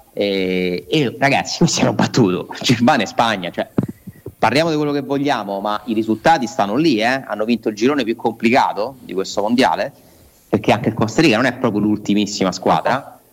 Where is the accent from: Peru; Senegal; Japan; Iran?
Japan; il mio paese, il Giappone